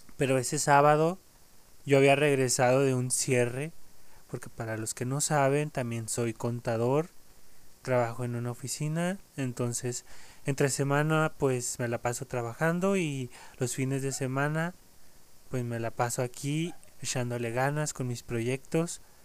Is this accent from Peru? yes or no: no; Mexico; aquí en mi país, aquí en México